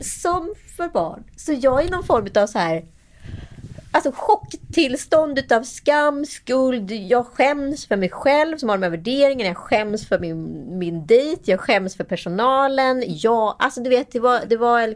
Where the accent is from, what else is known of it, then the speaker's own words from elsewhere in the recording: Sweden; som svensk